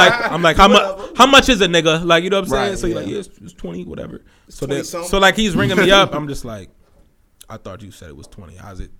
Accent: Cleveland, Ohio, United States; where you from? I'm from Cleveland.

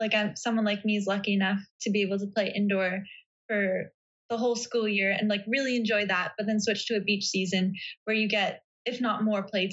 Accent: Vancouver, British Columbia, Canada; I'm from Vancouver

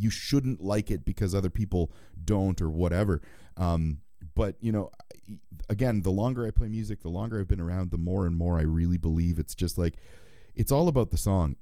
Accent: Canada; I'm Canadian

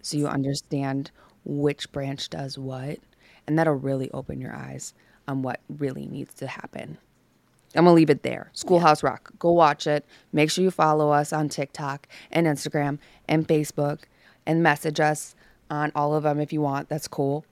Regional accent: the North, United States; moved away; I grew up in the North

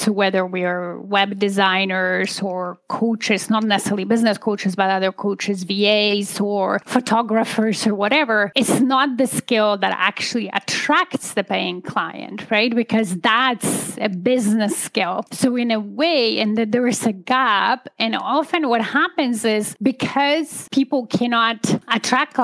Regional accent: Poland; moved away as an adult; now in Canada; I'm an immigrant. I come originally from Poland, and I immigrated to Canada in 2005. I was about 27, finished university in Poland at the time

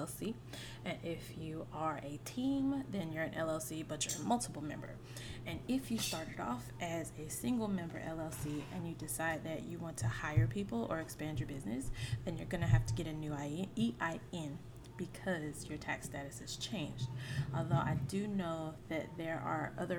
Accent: Mitchellville, Maryland, United States; also born or lived in Monroe; where I grew up was in Mitchellville

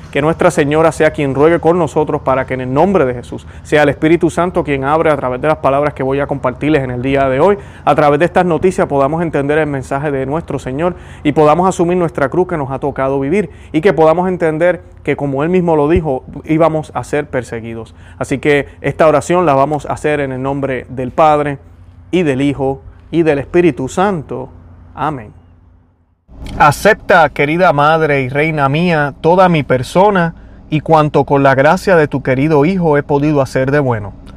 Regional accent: Puerto Rico

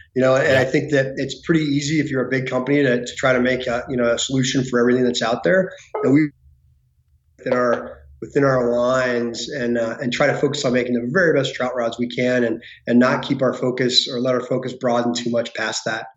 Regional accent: Denver, Colorado, United States; now in Bozeman, United States; I grew up uh, west of Denver

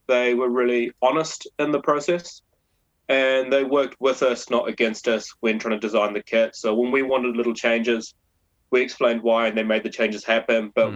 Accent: New Zealand; moved away as an adult; now in London, United Kingdom; I'm a Kiwi.

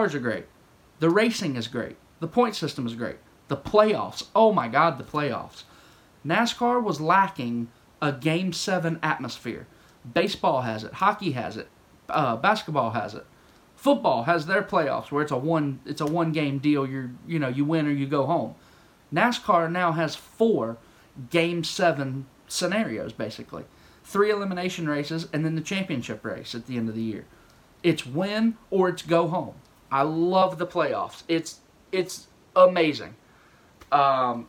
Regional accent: the South, United States; I'm from the South

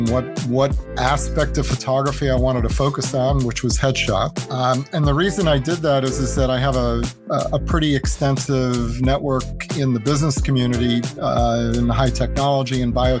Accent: Long Island, New York, United States; I grew up in New York on Long Island

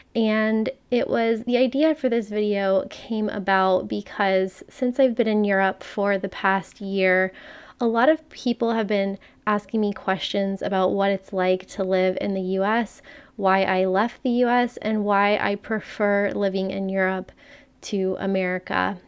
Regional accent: Miami, Florida, United States; I'm from Miami

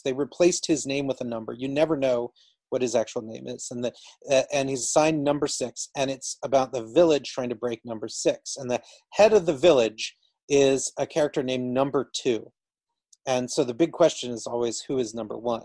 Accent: Georgia, United States; I grew up in Georgia

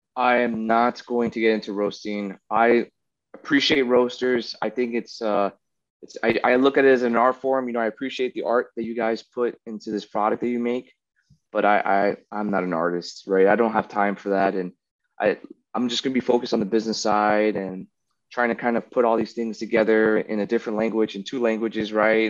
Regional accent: United States; I'm American, right? I'm spoiled.

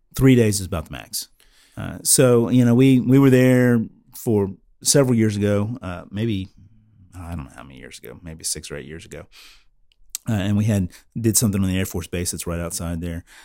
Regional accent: Florida, United States; moved away; I'm originally from Florida.

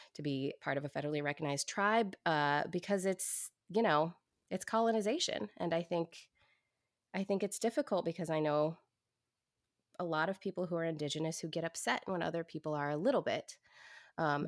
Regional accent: Portland, Oregon, United States; I grew up in Portland, Oregon in the 80s

